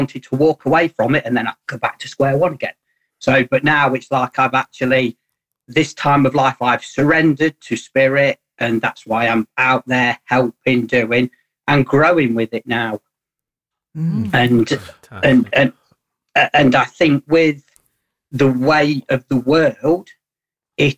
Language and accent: English; Burton-on-Trent, West Midlands, United Kingdom; I am from Burton-on-Trent.